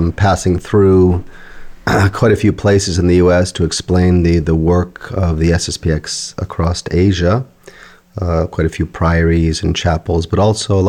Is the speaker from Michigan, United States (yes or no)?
yes; Michigan, United States; also born or lived in India / England; Born and raised in Michigan, actually went to college here, St. Mary's, went to the seminary.